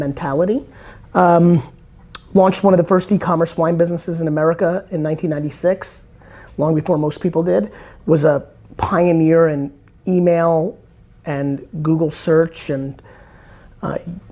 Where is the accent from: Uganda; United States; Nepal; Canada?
United States; also born or lived in Soviet Union; I came to the States when I was 3